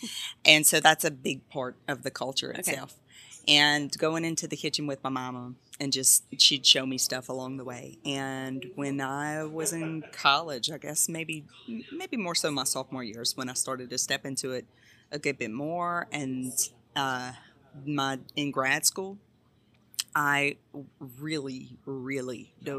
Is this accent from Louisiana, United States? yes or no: yes; Baton Rouge, Louisiana, United States; So I'm from Baton Rouge. Okay. Born and raised.